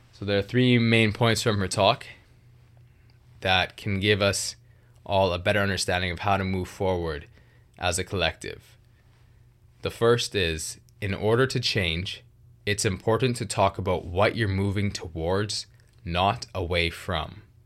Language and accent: English; Vancouver, British Columbia, Canada; I grew up in the Greater Vancouver area of British Columbia, which is very multicultural